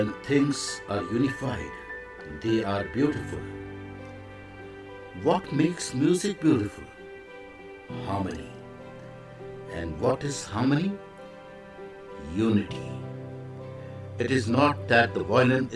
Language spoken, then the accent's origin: English; India; I am the Indian monk.